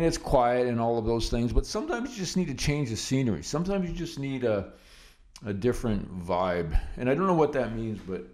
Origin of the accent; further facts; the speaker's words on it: Canada; as a Canadian investor